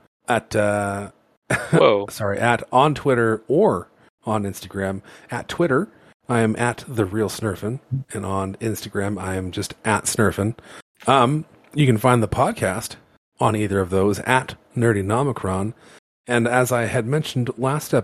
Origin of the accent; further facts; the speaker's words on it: Canada; we're Canadian.